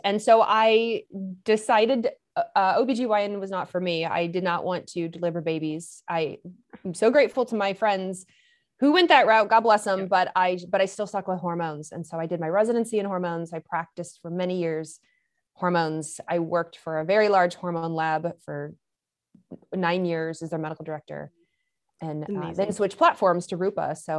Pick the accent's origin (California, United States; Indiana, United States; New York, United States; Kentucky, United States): Kentucky, United States; Lexington; also born or lived in Michigan; I grew up in Lexington, Kentucky. I'm not from there. I'm from Michigan. So I am a northerner, right? And, but I grew, believe it or not, due to my dad's job, we moved to Lexington, Kentucky.